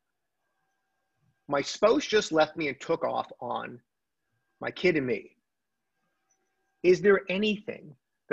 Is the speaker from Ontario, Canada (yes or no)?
no; Montreal, Quebec, Canada; now in Toronto, Canada; we're both from Montreal